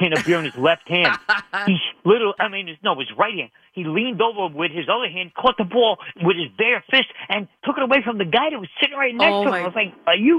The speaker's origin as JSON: {"language": "English", "town": "New York City", "region": "New York", "country": "United States", "tie": "born or raised there", "moved": "yes", "lives_now": "Connecticut, United States", "said": "I was born in Brooklyn. I'm a New Yorker, but I live in Connecticut now."}